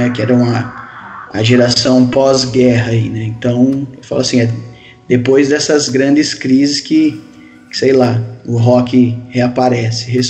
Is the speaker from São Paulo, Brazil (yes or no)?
yes; Matão, São Paulo, Brazil; sou aqui da cidade de Matão, do interiorzinho aqui de São Paulo.